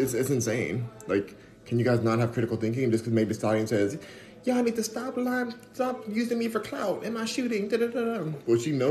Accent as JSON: {"language": "English", "town": "Los Angeles", "region": "California", "country": "United States", "tie": "born or raised there", "moved": "as an adult", "lives_now": "Houston, United States", "said": "I'm in Houston, Texas, but I am from Los Angeles, born and raised"}